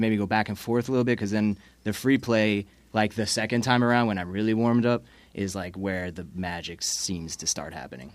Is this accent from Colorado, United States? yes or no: no; Long Island, New York, United States; moved away as an adult; also born or lived in Providence, Rhode Island / Atlanta, Georgia; now in South Florida, United States; I'm from Long Island, New York, actually originally